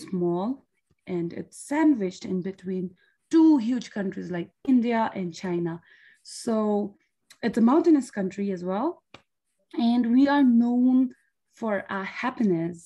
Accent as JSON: {"language": "English", "country": "Bhutan", "tie": "born or raised there", "said": "from Bhutan"}